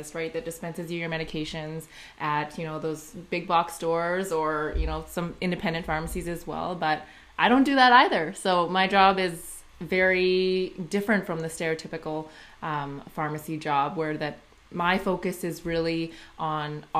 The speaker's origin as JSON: {"language": "English", "region": "Saskatchewan", "country": "Canada", "tie": "born or raised there", "lives_now": "Saskatoon, Canada", "said": "I grew up in a small town called Kalonzay. It's about 45 minutes from Saskatoon"}